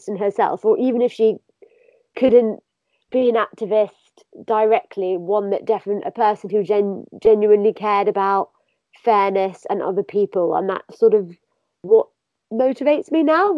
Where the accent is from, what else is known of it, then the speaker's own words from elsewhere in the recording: Hounslow, London, United Kingdom; now in South London, United Kingdom; I am sort of born in London. I live in South London now, but I'm from Hounslow